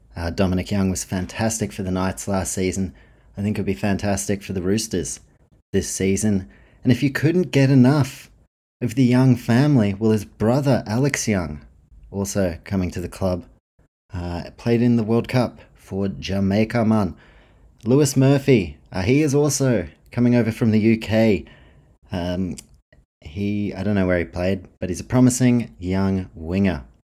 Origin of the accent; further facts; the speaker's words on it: New Zealand; me being a Kiwi.